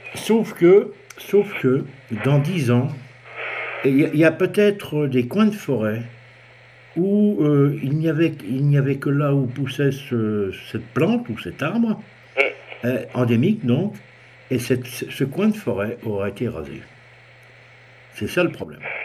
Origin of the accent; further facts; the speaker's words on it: France; chez nous en France